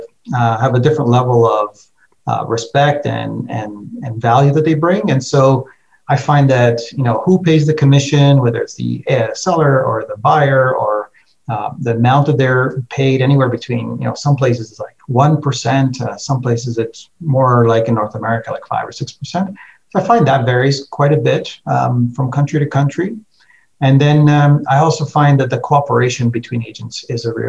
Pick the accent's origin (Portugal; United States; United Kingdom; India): Portugal; now in Canada; I'm originally from Portugal. I was born there and migrated to Canada back in the day.